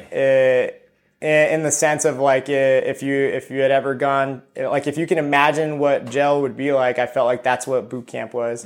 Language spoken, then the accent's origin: English; Ontario, California, United States; also born or lived in Costa Rica / Chino Hills, California; I grew, I grew up in Ontario, California for, for a good amount